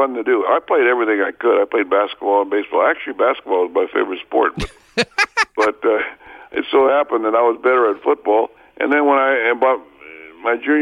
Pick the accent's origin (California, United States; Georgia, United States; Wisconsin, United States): California, United States; San Joaquin Valley; growing up in the San Joaquin Valley